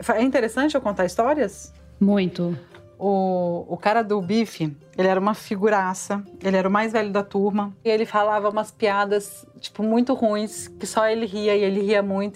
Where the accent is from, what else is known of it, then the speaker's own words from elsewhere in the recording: Vitória, Espírito Santo, Brazil; moved away as an adult; also born or lived in São Paulo; eu cresci no Espírito Santo, eu cresci em Vitória